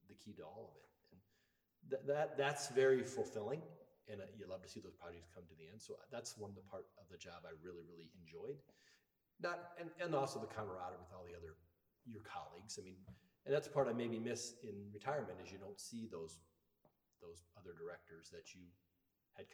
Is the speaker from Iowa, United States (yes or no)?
yes; Guttenberg, Iowa, United States; moved away as an adult; also born or lived in Fayette, Iowa / Linn County, Iowa / Black Hawk County, Iowa; now in Bellevue, United States; I'm actually originally from Guttenberg.